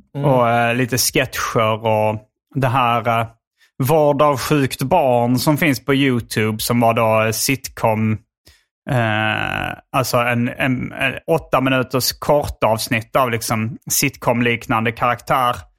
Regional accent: Hjärup, Skåne, Sweden; accent: Scanian; moved away as an adult; also born or lived in Lund; now in Stockholm, Sweden; jag är från Hjärup och, eh, nu bor jag i Lund

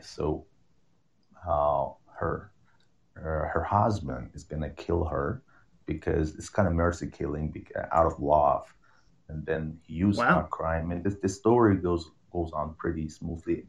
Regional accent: Iran; English is a second language; my country is Iran

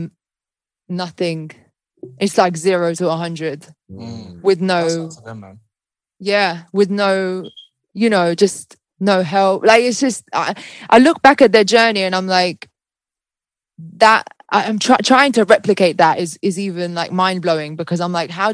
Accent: Malta; now in United Kingdom; leaving my home country of Malta to like come here

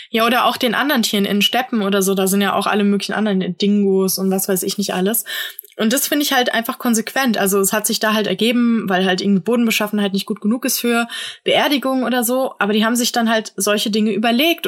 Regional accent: Germany; hier bei uns in Deutschland

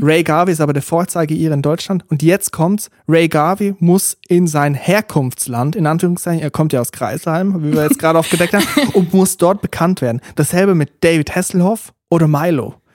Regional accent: Switzerland; accent: Swiss German; first language Swiss German; German is a second language; es ist halt nicht meine Muttersprache. Schweizerdeutsch ist schon etwas anderes. Mhm. Aber Hochdeutsch ist ja sehr nah dran. Und vor allem, wir wachsen auch mit Hochdeutsch auf

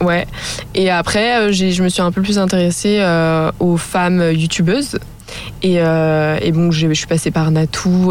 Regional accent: Annecy, Auvergne-Rhône-Alpes, France; je viens d'Annecy

